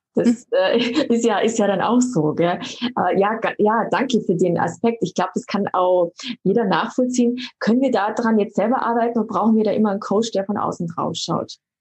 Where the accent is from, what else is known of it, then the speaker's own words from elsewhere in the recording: Germany; bei uns in Deutschland